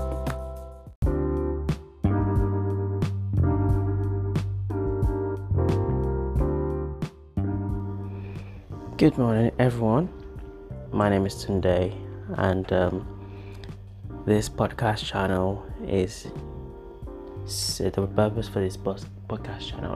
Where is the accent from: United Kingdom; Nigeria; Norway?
Nigeria; Yoruba; accent: Nigerian, Yoruba; my Nigerian accent there, precisely my Yoruba accent